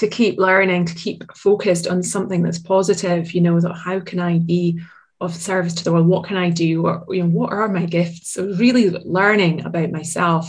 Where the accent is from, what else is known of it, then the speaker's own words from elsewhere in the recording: Aberdeen, Scotland, United Kingdom; living in my hometown of Aberdeen